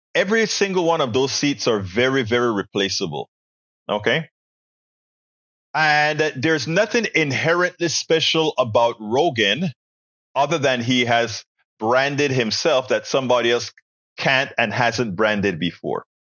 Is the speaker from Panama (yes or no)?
yes; Panama; moved away; also born or lived in Texas; we in school in Panama